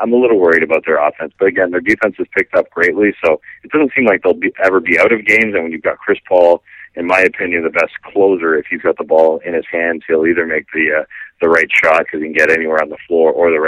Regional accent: Canada; As a Canadian here

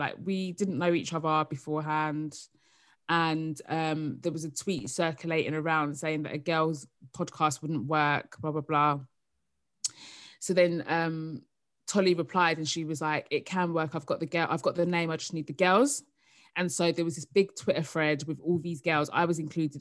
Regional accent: Essex, East of England, United Kingdom; also born or lived in South London; now in London, United Kingdom; I live in South London now, but I'm from Essex

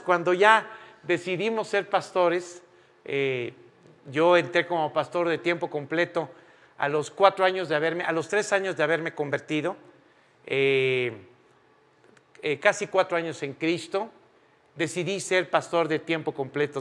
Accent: Mexico; moved away as an adult; also born or lived in Spain; todos los mexicanos en ese momento tuvimos que salir de España

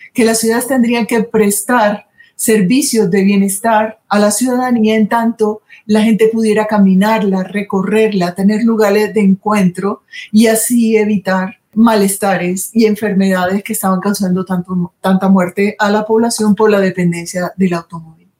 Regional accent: Colombian Caribbean coast, Colombia

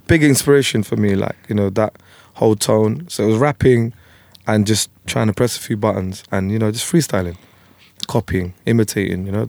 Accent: London, United Kingdom; also born or lived in Tower Hamlets; where I was brought up in Plasto, you had Greeks, Turks, Indians, Punjabis, Bengalis

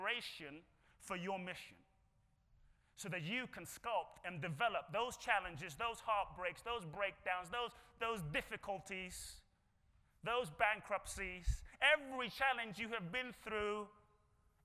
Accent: London, United Kingdom; now in United States; I grew up in London.

